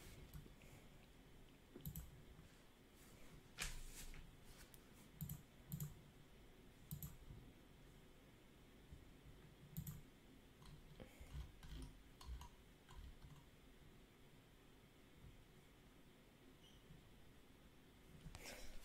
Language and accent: English; Bolivar, Ohio, United States; also born or lived in Mineral City, Ohio; growing up in Bolivar, Ohio.